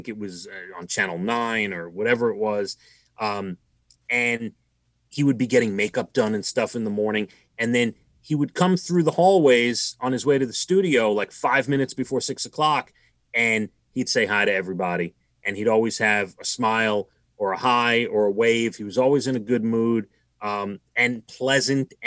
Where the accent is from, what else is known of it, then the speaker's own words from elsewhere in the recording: New York City, New York, United States; I grew up in Rockaway Beach in Queens.